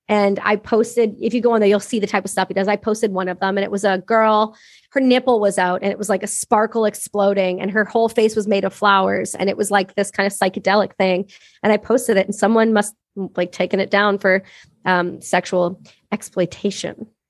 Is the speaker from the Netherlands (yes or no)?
no; Canada; I'm Canadian, I'm a Canadian veteran